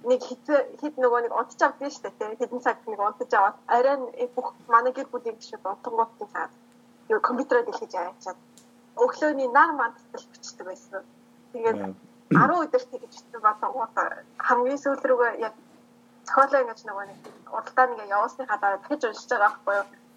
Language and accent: Mongolian; Mongolia; now in Taiwan; Ерөнхийдөө бол би Монгол охин.